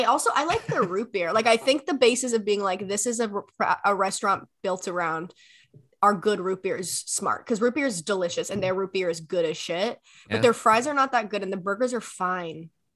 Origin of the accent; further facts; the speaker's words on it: Maryland, United States; now in Canada; I grew up in Maryland, so like right on the cusp of like the South. In America.